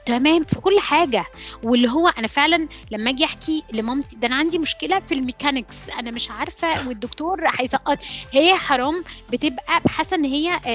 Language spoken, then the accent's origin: Arabic; Alexandria, Alexandria Governorate, Egypt; also born or lived in Cairo; انا اوريجينالي آه، من اسكندريه اتخرجت من هندسه اسكندريه